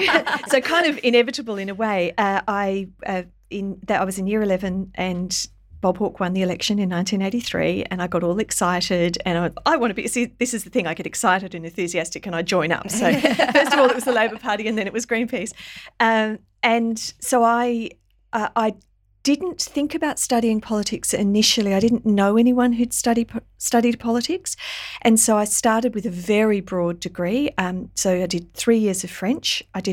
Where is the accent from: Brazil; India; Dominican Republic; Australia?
Australia; not least that I'm Australian because they employed my father.